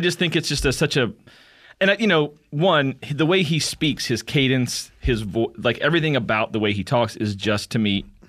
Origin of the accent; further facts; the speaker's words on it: Kentucky, United States; I'm from Kentucky perpetually.